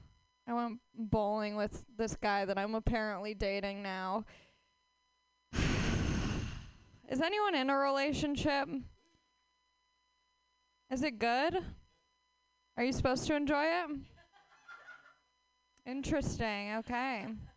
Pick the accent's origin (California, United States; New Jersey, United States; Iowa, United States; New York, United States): California, United States; Los Angeles; Hi, I am from Los Angeles, where dreams die right in front of your face.